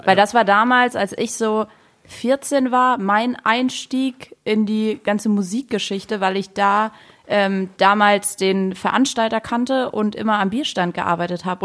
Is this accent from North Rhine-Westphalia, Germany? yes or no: no; Saarland, Germany; so sind wir Saarländer